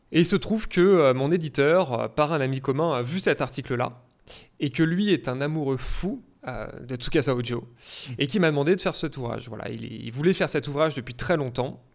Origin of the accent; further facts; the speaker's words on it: Auvergne-Rhône-Alpes, France; moved away; je viens de, région, comme on dit, je viens d'Auvergne